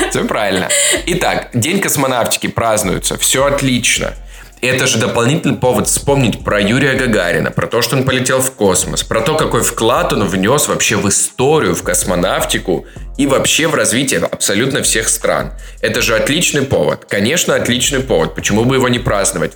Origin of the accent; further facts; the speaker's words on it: Adygea, Russia; я из Адыгеи, понимаешь, я адыгеец